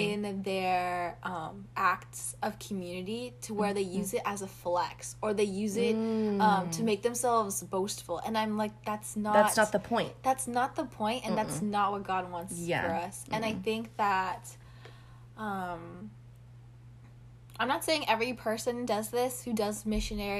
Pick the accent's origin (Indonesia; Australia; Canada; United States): Indonesia; So I'm from Indonesia, and mm-hmm. my mom is Indonesian.